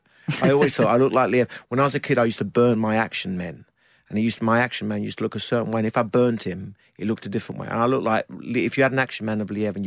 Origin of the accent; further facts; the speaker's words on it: United Kingdom; So I avoided being just a British actor.